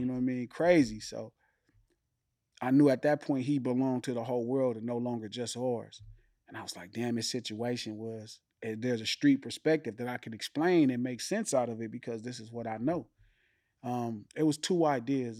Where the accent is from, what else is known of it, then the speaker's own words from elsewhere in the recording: Compton, California, United States; also born or lived in Watts, Los Angeles; Born and raised Compton